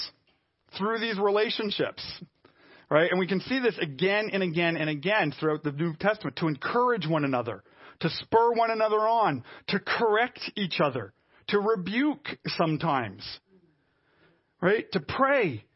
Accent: Montreal, Quebec, Canada; I'm a Canadian, Caucasian, West Island suburban boy

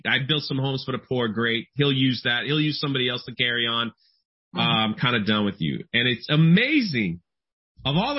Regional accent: Florida, United States; I'm from Florida. It's like flatland

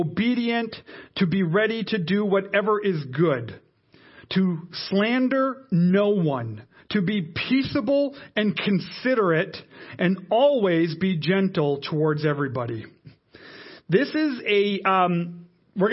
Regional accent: Canada; for all of us as Canadian Christians

